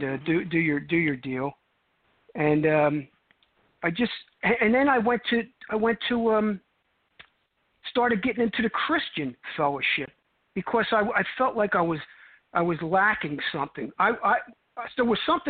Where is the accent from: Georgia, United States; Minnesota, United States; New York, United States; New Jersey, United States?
New Jersey, United States; Cherry Hill; accent: New York accent; moved away as an adult; now in Arizona, United States; I grew up right over the bridge from Philadelphia, South Jersey